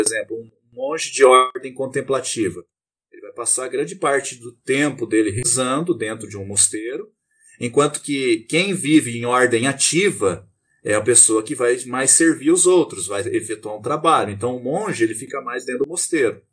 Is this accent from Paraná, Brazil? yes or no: yes; Terra Boa, Paraná, Brazil; Eu sou natural do Paraná, uma cidade chamada Terra Boa